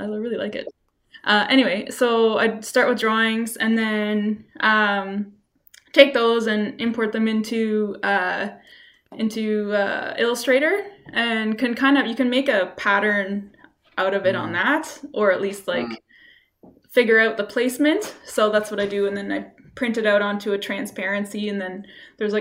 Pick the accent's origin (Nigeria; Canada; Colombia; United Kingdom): Canada; south of Ottawa, Ontario; moved away as an adult; also born or lived in Victoria; now in Halifax, Canada; my hometown, which was south of Ottawa